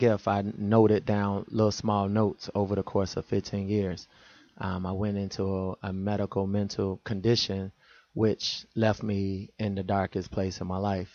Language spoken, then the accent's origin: English; Chicago, Illinois, United States; the mentality that I was possessed with growing up in Chicago